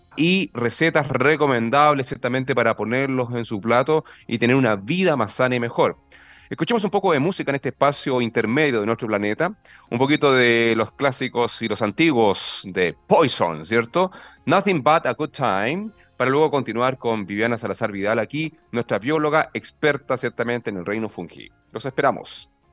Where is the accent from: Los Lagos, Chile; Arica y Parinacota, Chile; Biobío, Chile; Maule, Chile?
Arica y Parinacota, Chile; Arica; yo soy del norte de Chile, yo me crié en Arica